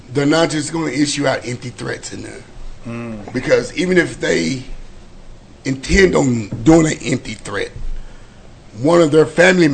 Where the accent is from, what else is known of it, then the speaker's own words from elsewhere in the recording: Weatherford, Texas, United States; I grew up in Weatherford